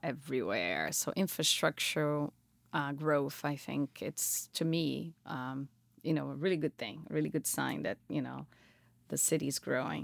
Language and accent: English; Brazil; moved away as an adult; also born or lived in Florida / Colorado; now in Minnesota, United States; I'm originally, I'm native from, of Brazil.